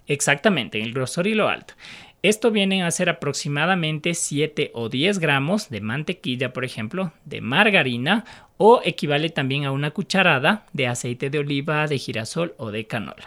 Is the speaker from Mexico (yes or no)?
no; Quito, Pichincha, Ecuador; como eh, quiteños